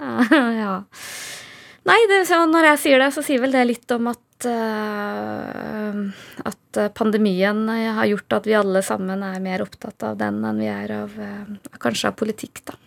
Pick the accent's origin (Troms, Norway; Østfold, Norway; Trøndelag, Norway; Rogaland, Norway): Trøndelag, Norway; moved away as an adult; jeg er fra Nord-Trøndelag